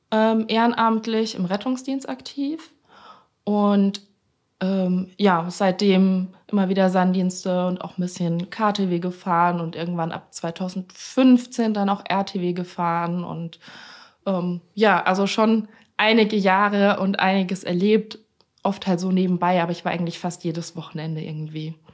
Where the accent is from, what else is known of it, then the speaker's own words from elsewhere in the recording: Franconia, Bavaria, Germany; ich bin eigentlich aus Bayern.